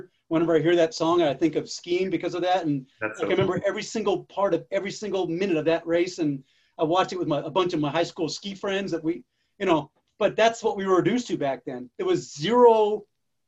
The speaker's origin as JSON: {"language": "English", "region": "Massachusetts", "country": "United States", "tie": "born or raised there", "said": "I grew up in Massachusetts, skiing public high school"}